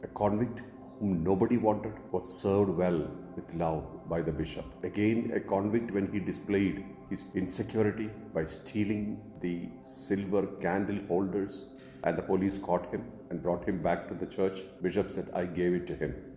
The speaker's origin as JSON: {"language": "English", "country": "India", "said": "Indians like me"}